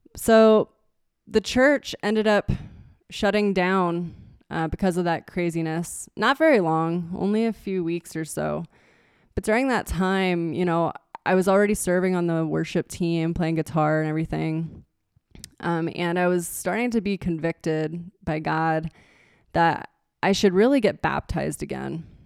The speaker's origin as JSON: {"language": "English", "town": "Nazareth", "region": "Pennsylvania", "country": "United States", "tie": "born or raised there", "moved": "as an adult", "lives_now": "Show Low, United States", "said": "I was born and raised in Nazareth, and that's where Martin guitar was founded"}